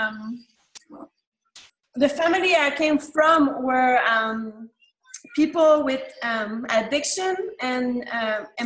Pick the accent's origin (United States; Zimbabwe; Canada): Canada; Quebec; English is a second language; moved away; mainly I grew up in Canada, in the French part, which is called Quebec